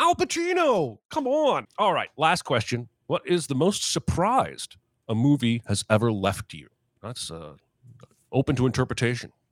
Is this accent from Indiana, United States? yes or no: yes; Indiana, United States; also born or lived in Baltimore, Maryland; we moved to Indiana